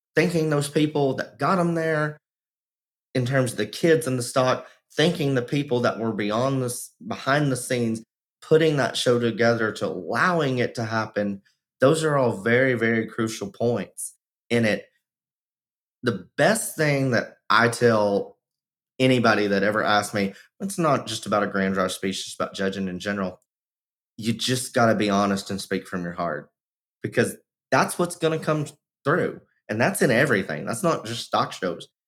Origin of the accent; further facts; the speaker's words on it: Texas, United States; my home state of texas